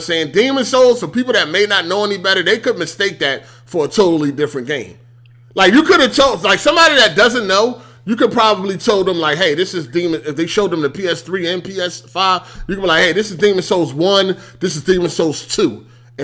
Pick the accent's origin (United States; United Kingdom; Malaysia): United States; Philadelphia, Pennsylvania; I'm from Philly.